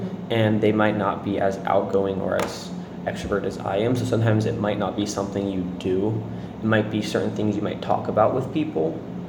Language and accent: English; United States; obviously I'm white and I'm American